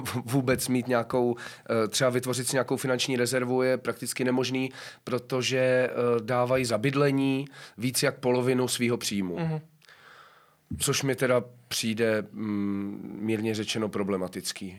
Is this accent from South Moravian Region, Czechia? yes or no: yes; a village near Brno, South Moravian Region, Czechia; also born or lived in Hradec Králové; now in Prague, Czechia; já jsem původem eh, z vesnice kousek od Brna, takže je to mm. pro mě jako, jako návrat domů